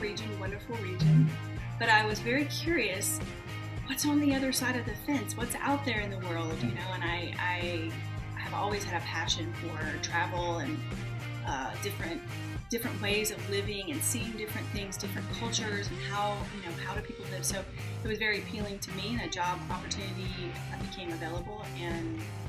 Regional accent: the South, United States; And when people would find out that I was from the South, they'd immediately, you know, think that I knew all of these country artists, which I don't.

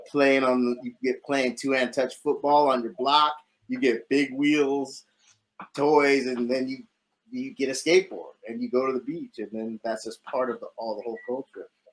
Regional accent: San Diego, California, United States; moved away as an adult; now in New York City, United States; It was normal, I guess, normal childhood, suburb of San Diego

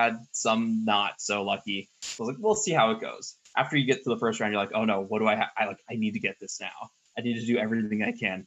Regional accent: Mountain View, California, United States; now in Suwanee, United States; I grew up in Mountain View, which is where Google is located

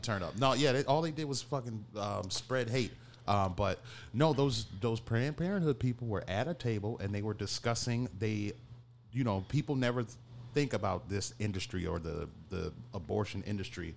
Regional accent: Detroit, Michigan, United States; now in Chicago, United States; growing up in Detroit

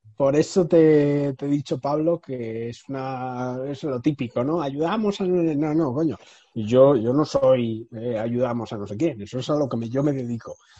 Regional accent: Madrid, Community of Madrid, Spain; yo, soy de Madrid, eh, tengo 30 años

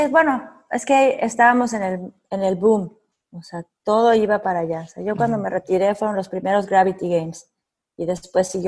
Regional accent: Mexico; No sé si soy la única mexicana

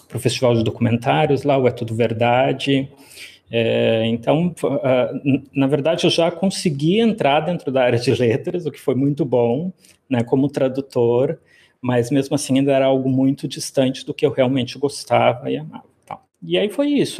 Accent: Rio Grande, Rio Grande do Sul, Brazil; moved away as an adult; also born or lived in São Paulo; now in Fortaleza, Brazil; eu sou do Rio Grande do Sul, né? Eu sou gaúcho, cidade lá da pontinha do, do, do Rio Grande do Sul, em Rio Grande

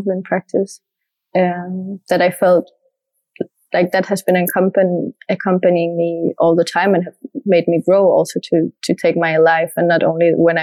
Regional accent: Denmark; first language French and Danish; English is a second language; moved away; also born or lived in Asturias; my French is my mother tongue from my mother's side, and then Danish from my father's side, and growing up in Denmark

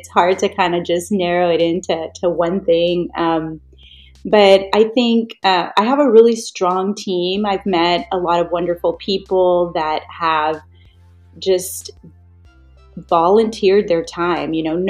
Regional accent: Harlingen, Texas, United States; I was born right here, born and raised in Harlingen.

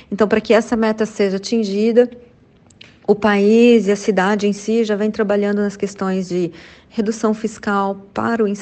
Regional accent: Poços de Caldas, Minas Gerais, Brazil; born there; especificamente na cidade onde eu nasci, em Poços de Caldas.

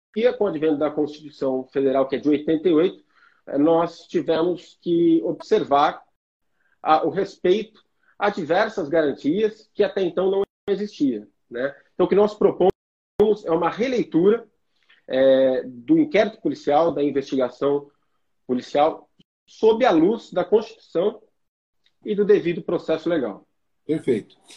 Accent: Guarulhos, São Paulo, Brazil; o meu local de nascimento e criação, que é a cidade de Guarulhos. Né? Eu sou um guarulhense orgulhoso. É, fui nascido e criado

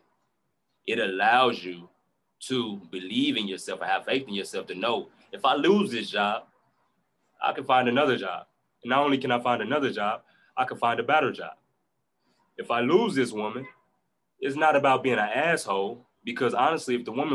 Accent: Chicago, Illinois, United States; moved away; also born or lived in Indianapolis; So I come from Chicago, South Side. It's a rough area

